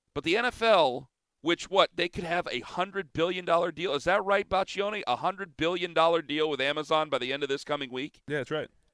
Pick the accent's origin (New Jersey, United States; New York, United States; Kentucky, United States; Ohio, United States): Ohio, United States; Canton; I'm from Canton, Ohio